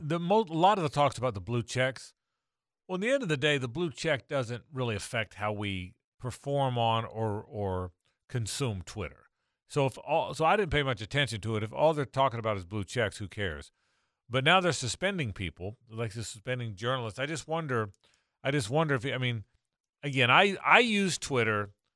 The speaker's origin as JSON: {"language": "English", "region": "the South", "country": "United States", "said": "I'm a Southerner, but I'm, I'm an old one"}